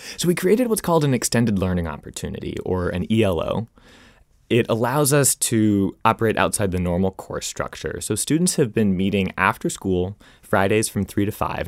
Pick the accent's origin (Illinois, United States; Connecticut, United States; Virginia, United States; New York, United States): Virginia, United States; Arlington; moved away; also born or lived in Rhode Island; my hometown of Arlington, Virginia